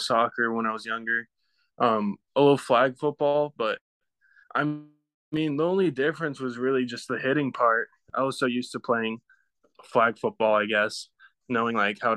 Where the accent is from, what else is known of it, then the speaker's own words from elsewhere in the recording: Orange County, Southern California, United States; I'm from Southern California, Orange County. I go to Orange Lutheran